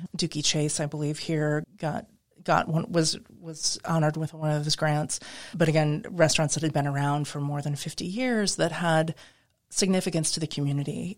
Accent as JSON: {"language": "English", "region": "Midwest", "country": "United States", "tie": "born or raised there", "also_born_or_lived": "New England / Pacific Northwest", "moved": "as an adult", "lives_now": "New Orleans, United States", "said": "I grew up in the Midwest"}